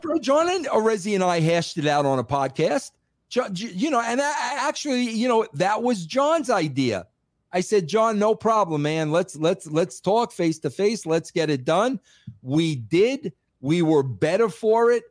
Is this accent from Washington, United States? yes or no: no; New York, United States; accent: heavy New York; I was from New York, because I have a heavy accent